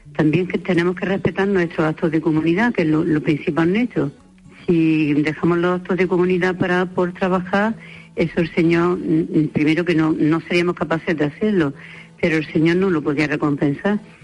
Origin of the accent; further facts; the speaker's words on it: Spain; las dos que somos españolas